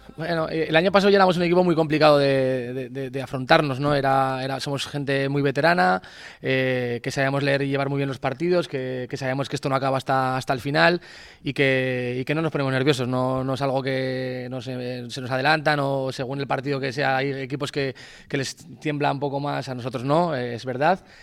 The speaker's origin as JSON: {"language": "Spanish", "town": "Grañén", "region": "Aragon", "country": "Spain", "tie": "born or raised there", "said": "En mi pueblo, en Grañén"}